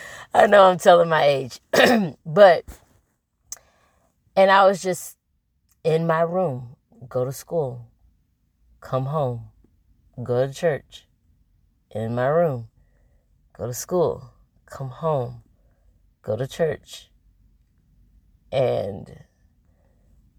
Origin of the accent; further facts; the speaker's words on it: Atlanta, Georgia, United States; also born or lived in Indianapolis, Indiana; I was born in Indianapolis, Indiana, and at 5 years old, I moved to Atlanta, Georgia with my mom